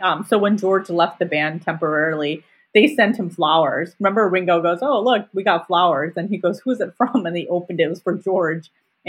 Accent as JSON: {"language": "English", "country": "India", "said": "And just being Indian, I thought it was cool."}